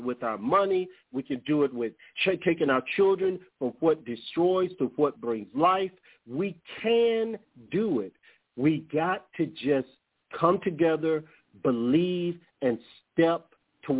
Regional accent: United States; I'm from America

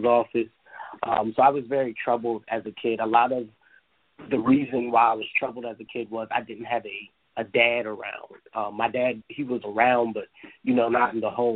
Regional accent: Delaware, United States; I am a youth activist located here in the great state of Delaware. I am a certified life coach, as you stated. I have a lot of different things that I do here in my hometown

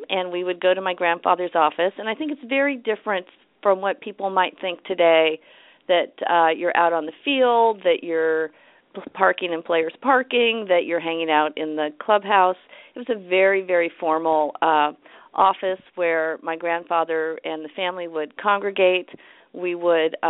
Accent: San Francisco, California, United States; also born or lived in Los Angeles; We moved to San Francisco when I was four

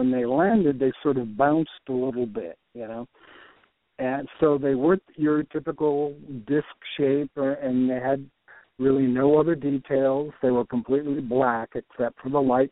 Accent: Puerto Rico; moved away; also born or lived in Michigan / Brazil / New York / Texas; I was born in Puerto Rico.

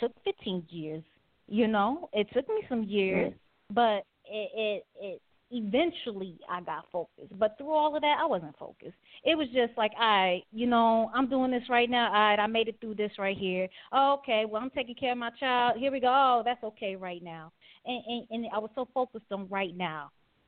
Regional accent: Detroit, Michigan, United States; also born or lived in Wisconsin / Oklahoma; I was born in Wisconsin, lived there like a week of my life. My mother was in the military. My dad's from Trinidad. My mom's from New Orleans. Lived in Oklahoma where my mom was stationed at for a little bit. Then was in Detroit for a lot of time with my grandmother.

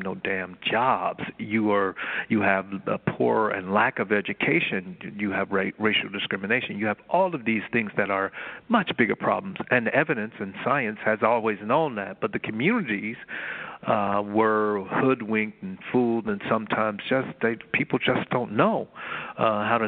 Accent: Miami, Florida, United States; I grew up in Miami

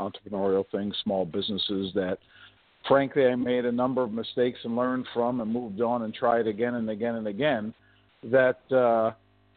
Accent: Philadelphia, Pennsylvania, United States; I grew up in the projects of South Philadelphia

